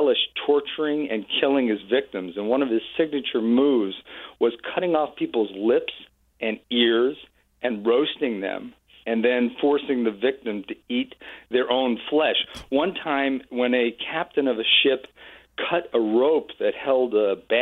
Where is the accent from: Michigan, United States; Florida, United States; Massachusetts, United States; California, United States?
Massachusetts, United States; Marblehead; my hometown of Marblehead, Massachusetts